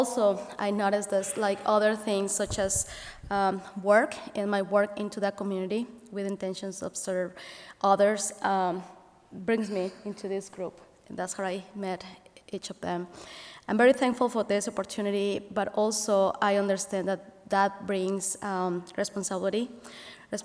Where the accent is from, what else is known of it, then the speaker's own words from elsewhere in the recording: Mexico City, Mexico; English is a second language; now in Elkhart, United States; growing in a big city such as Mexico City, being an immigrant here and not being English my first language